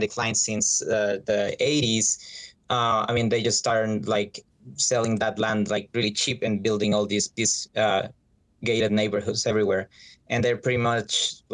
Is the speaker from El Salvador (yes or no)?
yes; El Salvador; I'm from El Salvador